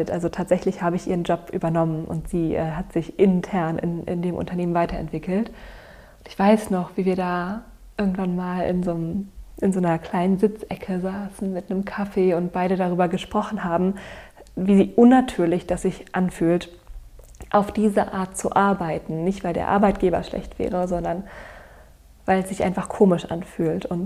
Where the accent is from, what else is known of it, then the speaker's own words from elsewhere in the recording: Berlin, Germany; also born or lived in Cologne; also ich habe in Köln studiert, ich bin wieder zurück nach Berlin gegangen in meine Mutterstadt, in meiner Heimat